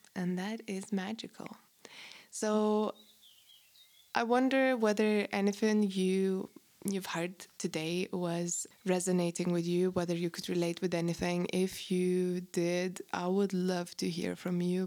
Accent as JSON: {"language": "English", "country": "Lithuania", "tie": "born or raised there", "moved": "yes", "said": "I grew up in Post-Soviet Russian, um, Lithuania"}